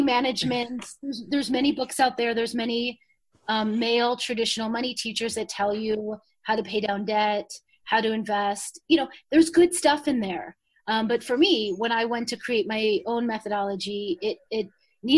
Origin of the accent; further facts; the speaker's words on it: Chicago, Illinois, United States; moved away; I grew up in Chicago, middle class